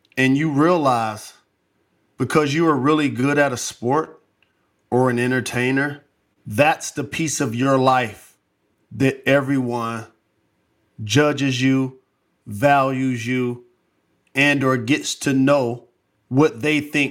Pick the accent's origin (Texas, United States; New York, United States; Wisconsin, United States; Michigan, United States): Michigan, United States; Detroit; starting a school in my hometown